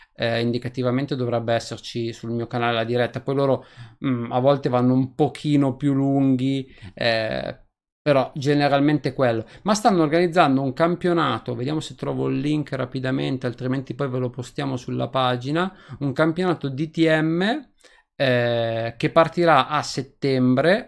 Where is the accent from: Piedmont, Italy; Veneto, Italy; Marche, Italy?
Piedmont, Italy; Novara; io sono di Novara